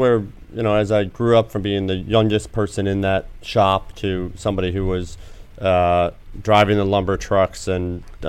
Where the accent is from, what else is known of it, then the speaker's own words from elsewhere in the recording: Ilion, New York, United States; Small town, mill town in upstate New York called Ilion.